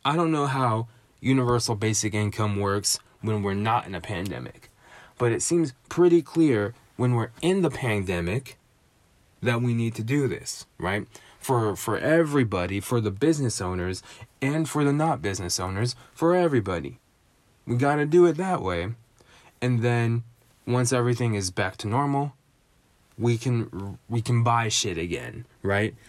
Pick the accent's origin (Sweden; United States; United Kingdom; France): United States; my, my home and native land, I was born in America, I live in America, I've spent ninety-nine percent of my life in America.